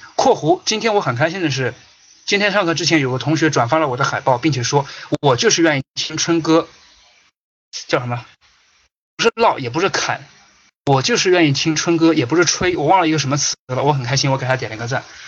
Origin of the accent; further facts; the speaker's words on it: China; 我们中国大陆人